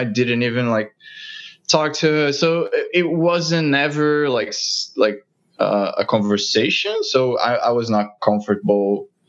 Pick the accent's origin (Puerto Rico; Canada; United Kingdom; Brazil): Brazil; moved away as an adult; now in New York, United States; I'm Brazilian as well.